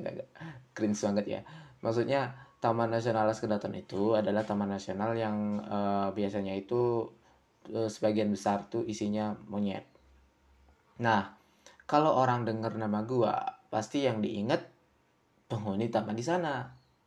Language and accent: Indonesian; Karangasem Regency, Bali, Indonesia; gua itu dari Bali ya. Dari Bali, tepatnya di Kabupaten Karangasem